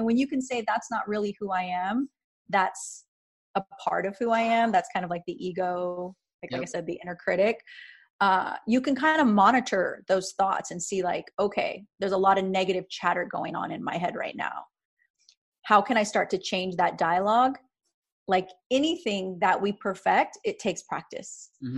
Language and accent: English; Riverside, California, United States; I grew up in Riverside